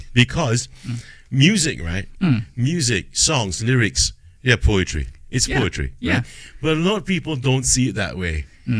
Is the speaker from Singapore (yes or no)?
yes; Singapore; born or raised there